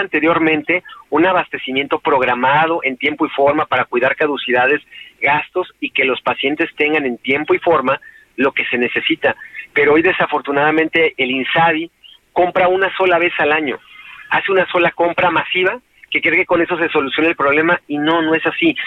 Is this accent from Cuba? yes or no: no; Mexico; en mi país